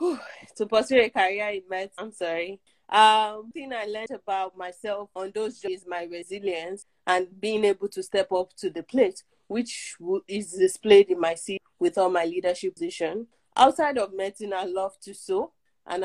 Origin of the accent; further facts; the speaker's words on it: Nigeria; moved away as an adult; also born or lived in Dominica; I'm originally from Nigeria